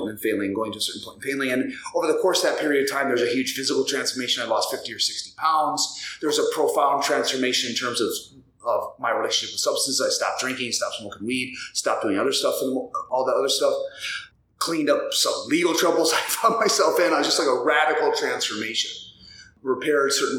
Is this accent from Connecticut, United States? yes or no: no; South Dakota, United States; moved away as an adult; now in Minneapolis, United States; I grew up in South Dakota, graduated high school in 1993.